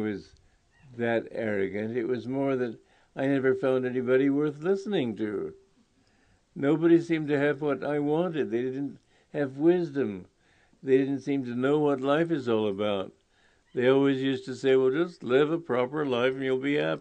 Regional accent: New York, United States; moved away as an adult; I was from New York

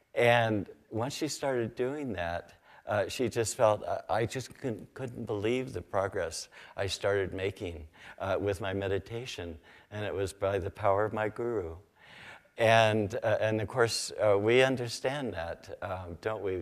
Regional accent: Sacramento Valley, California, United States; I grew up in the Sacramento Valley, uh, near the, uh, Sutter, uh, Sutter Buttes.

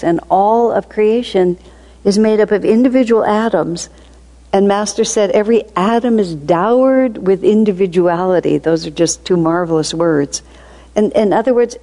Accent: United States; moved away; also born or lived in India; I come from America

